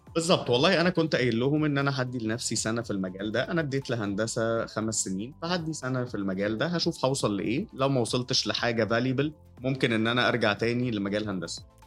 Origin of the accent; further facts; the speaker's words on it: Cairo, Cairo Governorate, Egypt; also born or lived in Jeddah, Saudi Arabia; أنا اتولدت في القاهرة بس كنت بسافر كتير عشان والدي آه، كان بيشتغل أوقات شغله يعني كانت كتير أوي بتبقى بره مصر